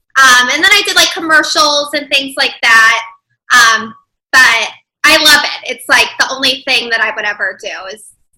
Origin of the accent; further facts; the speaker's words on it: Chicago, Illinois, United States; accent: Chicago; moved away as an adult; also born or lived in New York; now in Chicago, United States; I'm from Chicago.